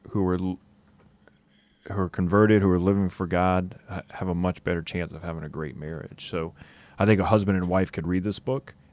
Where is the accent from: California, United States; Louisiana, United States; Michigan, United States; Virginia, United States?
Louisiana, United States; Lafayette; I'm from Lafayette, so, Louisiana.